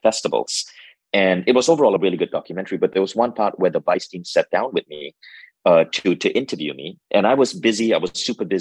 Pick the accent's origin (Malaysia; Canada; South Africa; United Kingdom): Malaysia; moved away; I went to a high school in Malaysia. I grew up in Malaysia